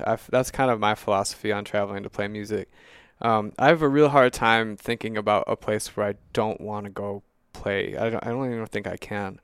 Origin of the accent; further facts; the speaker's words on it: Mankato, Minnesota, United States; also born or lived in Duluth, Minnesota; I grew up in Mankato, Minnesota and then I moved to Duluth